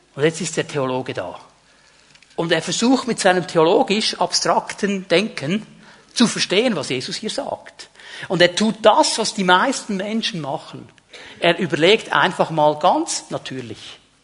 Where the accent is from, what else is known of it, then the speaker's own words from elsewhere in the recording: Otelfingen, Zurich, Switzerland; bei uns in diesem Dorf, wo ich aufgewachsen bin